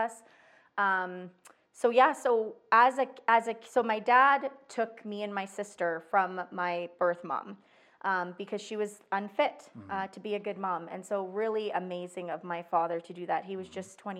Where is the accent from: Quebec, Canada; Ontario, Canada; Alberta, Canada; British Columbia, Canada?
Alberta, Canada; Calgary; also born or lived in Edmonton; I was born and raised in Calgary